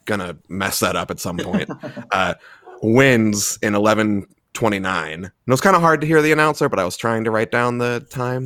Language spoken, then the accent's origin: English; Baltimore, Maryland, United States; now in Minnesota, United States; I'm from Baltimore. I'm living in Minnesota right now